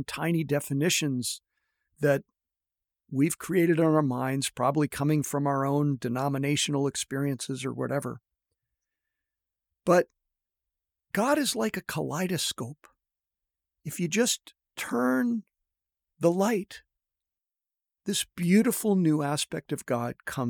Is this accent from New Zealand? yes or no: no; a suburb outside of Toronto, Ontario, Canada; moved away as an adult; also born or lived in Northern California; I grew up in Canada, in a suburb outside of Toronto